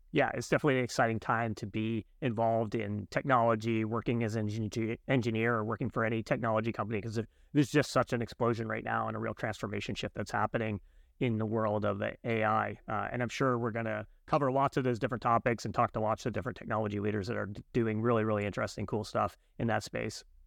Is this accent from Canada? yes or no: yes; Canada; I'm Canadian